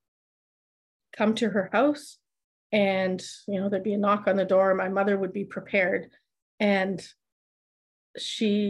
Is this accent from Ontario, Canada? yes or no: yes; Oakville, Ontario, Canada; first language German; English is a second language; also born or lived in Downsview; we moved to Oakville. And so I grew up in this very staunchly German speaking European family